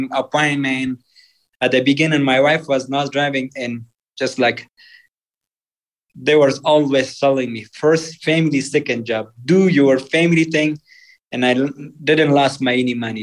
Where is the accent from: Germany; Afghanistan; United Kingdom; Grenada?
Afghanistan; English is a second language; moved away as an adult; also born or lived in Pakistan / Virginia, United States; now in Salt Lake City, United States; I grew up in Afghan culture and a family.